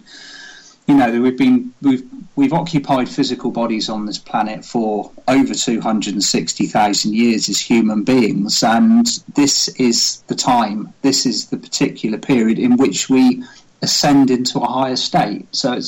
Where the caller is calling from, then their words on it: Wimborne, South West England, United Kingdom; I am speaking from my office in my house in Wimborne.